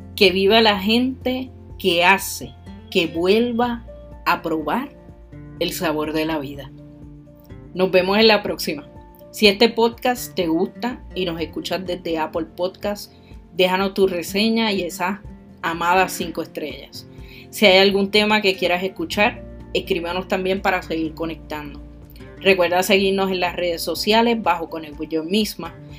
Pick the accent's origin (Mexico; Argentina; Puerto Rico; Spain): Puerto Rico